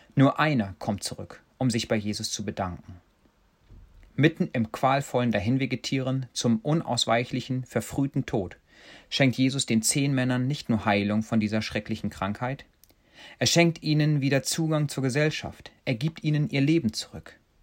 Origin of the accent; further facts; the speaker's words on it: Germany; now in Kenya; wir Deutschen